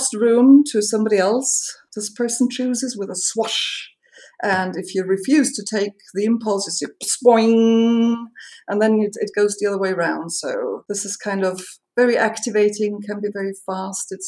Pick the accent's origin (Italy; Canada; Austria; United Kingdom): Austria; I am from Austria